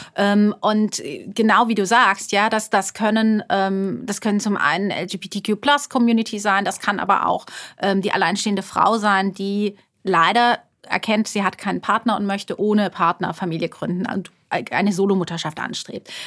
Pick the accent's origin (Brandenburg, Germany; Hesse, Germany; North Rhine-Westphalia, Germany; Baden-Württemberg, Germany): Baden-Württemberg, Germany; Karlsruhe; moved away as an adult; also born or lived in Frankfurt / London; now in Heidelberg, Germany; ich komme ursprünglich aus, aus Karlsruhe, aus, also aus Baden-Württemberg